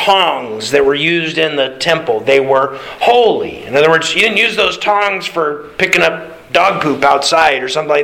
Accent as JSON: {"language": "English", "region": "Alaska", "country": "United States", "tie": "born or raised there", "said": "growing up in Alaska"}